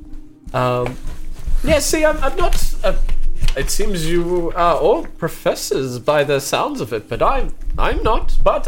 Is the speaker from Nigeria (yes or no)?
no; England, United Kingdom; Oh, it's, I'm from England.